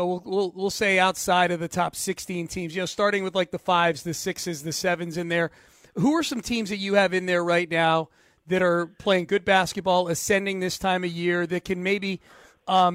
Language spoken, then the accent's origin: English; Connecticut, United States; I grew up in Connecticut